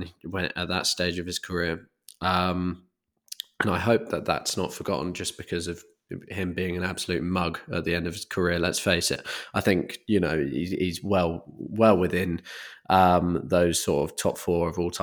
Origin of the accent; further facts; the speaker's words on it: United Kingdom; as a Brit